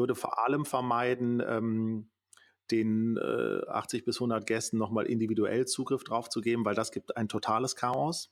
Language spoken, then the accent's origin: German; Düsseldorf, North Rhine-Westphalia, Germany; hier in unserer Region, äh, also ich komme aus Düsseldorf